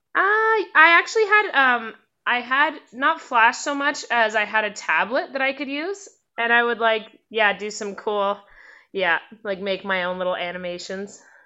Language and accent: English; Port Hardy, British Columbia, Canada; also born or lived in North Vancouver / Squamish; now in Whitehorse, Canada; I was born in North Vancouver and raised between North Van and Squamish throughout my mm. toddler childhood years. And then I moved to Port Hardy, which is the end of Vancouver Island.